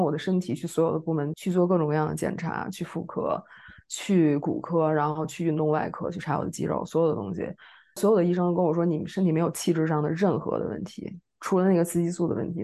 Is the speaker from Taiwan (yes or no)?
no; Beijing, China; moved away as an adult; now in Paris, France; 我也是北京人，然后现在在巴黎学习精神分析，做心理咨询